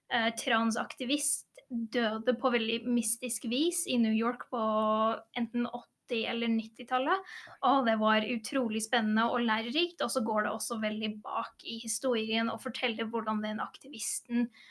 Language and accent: Norwegian; England, United Kingdom; now in Norway; jeg er jo født og oppvokst i England